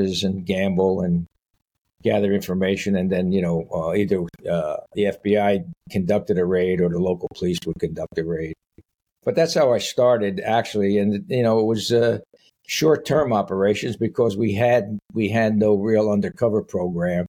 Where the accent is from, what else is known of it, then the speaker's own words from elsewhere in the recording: Paterson, New Jersey, United States; I grew up in Paterson, New Jersey